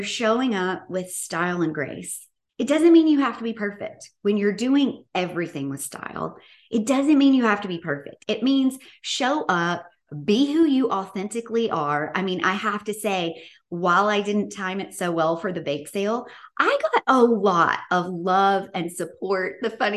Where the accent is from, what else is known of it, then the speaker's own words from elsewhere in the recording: Bartlett, Tennessee, United States; I grew up in Memphis, Tennessee, in Bartlett